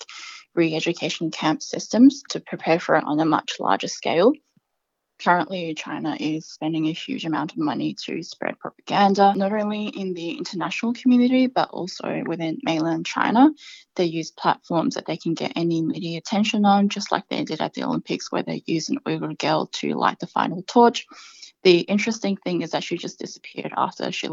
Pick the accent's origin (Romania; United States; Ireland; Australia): Australia; Adelaide, South Australia; growing up in Adelaide